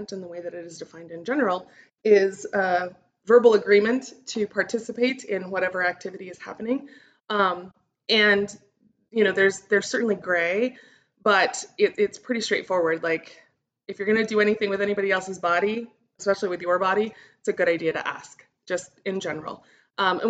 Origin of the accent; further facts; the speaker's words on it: Albuquerque, New Mexico, United States; now I am recording from Albuquerque, New Mexico, which is where I'm from